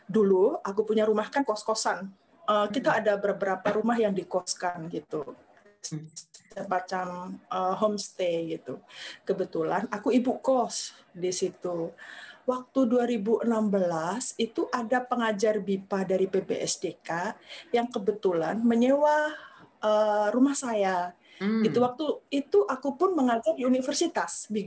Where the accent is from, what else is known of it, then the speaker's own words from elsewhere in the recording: Java, Indonesia; saya tidak memungkiri saya dari Jawa gitu. Walaupun suami saya orang sini